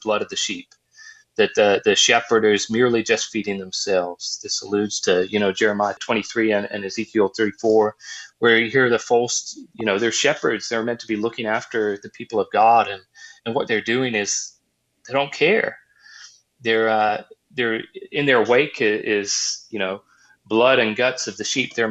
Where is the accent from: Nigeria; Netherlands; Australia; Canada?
Australia; now in Virginia, United States; I grew up in Australia where, you know, there was times where we had water droughts